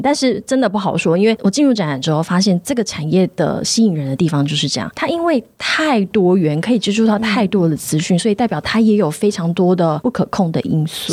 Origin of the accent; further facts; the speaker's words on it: Tainan, Taiwan; 我是乡下孩子，我是台南人